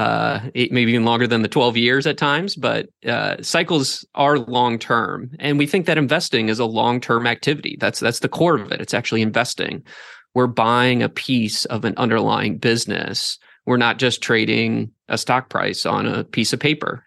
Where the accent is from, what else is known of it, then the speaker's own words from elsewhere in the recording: Northeast Ohio, United States; I grew up in Northeast Ohio, went to school up there